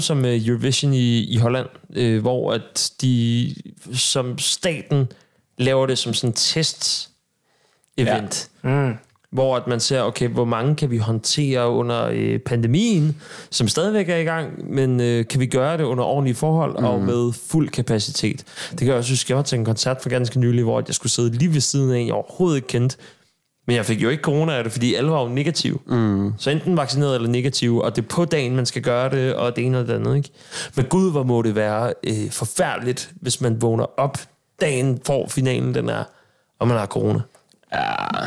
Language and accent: Danish; Sorø, Zealand, Denmark; nede på Sorø Torv, hvor jeg kommer fra